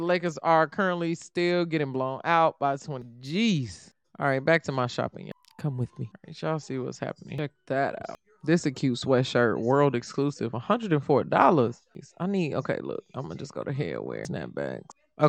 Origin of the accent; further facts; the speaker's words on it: Indiana, United States; first of all, I'm from Indiana.